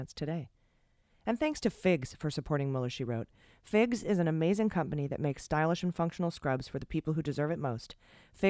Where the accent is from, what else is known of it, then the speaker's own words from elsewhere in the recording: Akron, Ohio, United States; I'm from the Midwest. I'm from Akron, Ohio